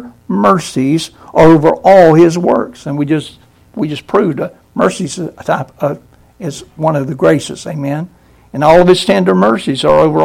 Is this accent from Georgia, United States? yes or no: yes; Brunswick, Georgia, United States; I grew up in Brunswick